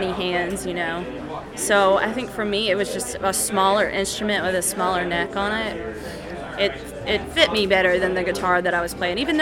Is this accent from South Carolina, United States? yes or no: yes; South Carolina, United States; I grew up in South Carolina playing the mandolin